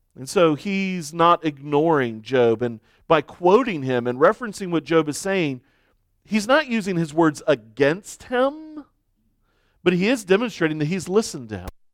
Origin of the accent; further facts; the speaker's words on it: United States; as American Christians